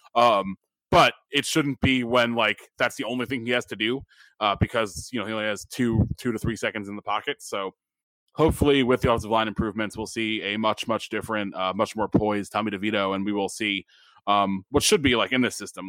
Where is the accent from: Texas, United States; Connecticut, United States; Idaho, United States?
Connecticut, United States; Stamford; one of my local breweries up at my hometown, Half Full in Stamford